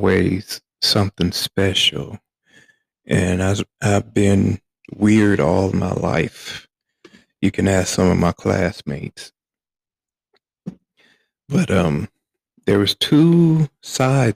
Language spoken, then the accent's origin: English; Flint, Michigan, United States; Growing up in the black community, South Side, to be exact, of Flint, Michigan. I grew up, and if you're familiar with the area, I grew up in Evergreen Estates